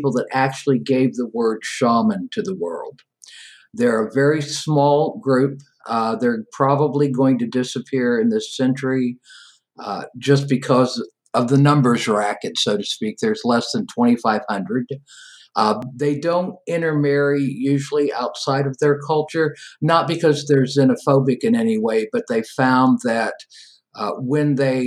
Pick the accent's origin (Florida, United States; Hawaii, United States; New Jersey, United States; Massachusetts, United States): Hawaii, United States; now in Seattle, United States; I grew up in Hawaii